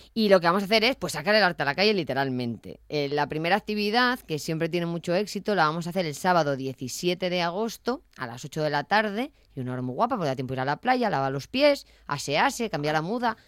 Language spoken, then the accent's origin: Spanish; Avilés, Asturias, Spain; yo soy de Yaranes